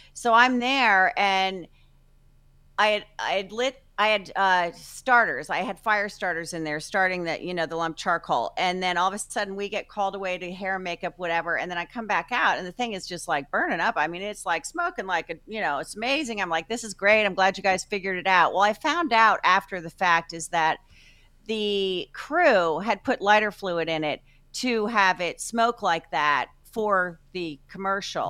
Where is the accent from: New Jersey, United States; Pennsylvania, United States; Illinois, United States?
New Jersey, United States; also born or lived in Chicago; now in Tampa, United States; I'm from Jersey